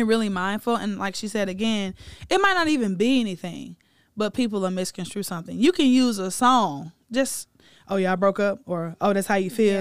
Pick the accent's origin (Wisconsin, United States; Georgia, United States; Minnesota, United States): Georgia, United States; Atlanta; my hometown of Atlanta, Georgia